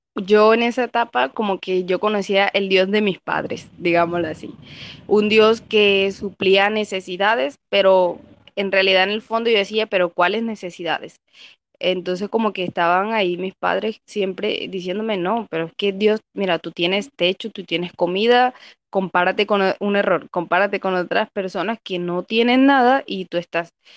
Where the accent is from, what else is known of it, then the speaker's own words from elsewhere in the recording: Caribbean coast, Colombia; soy de Colombia, de la parte de la costa.